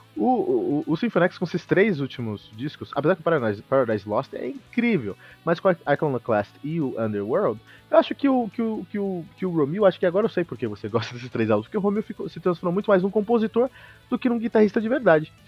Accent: Osasco, São Paulo, Brazil; Mas eu e o Fernando, na real, que somos aqui da, da ZO, né, Fernando? Osasco

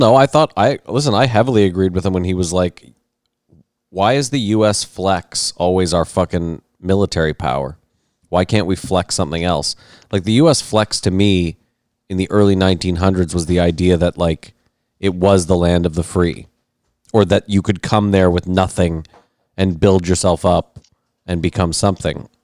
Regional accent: Canada; I'm Canadian

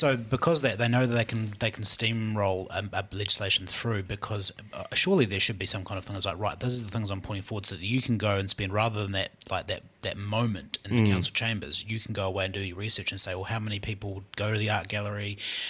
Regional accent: Mosgiel, Otago, New Zealand; Hey, I'm from Mosgiel, so don't get onto that. That's a sore subject for Mosgielians.

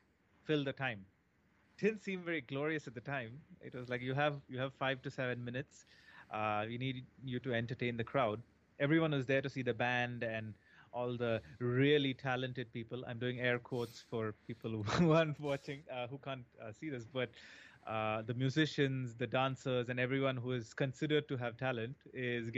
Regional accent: India; moved away; I always saw a lot of American TV shows growing up in India

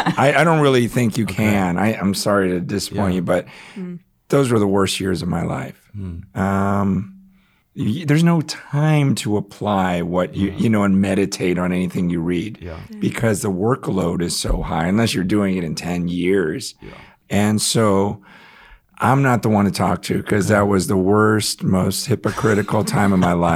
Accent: San Francisco, California, United States; born there; Okay, I was born in San Francisco. I currently live in the San Francisco area

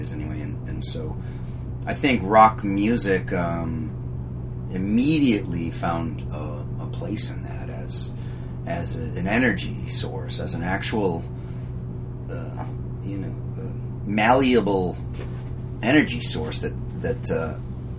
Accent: Leominster, Massachusetts, United States; I'm from outside of Worcester County, Massachusetts. So I'm from a town called Leominster, Massachusetts.

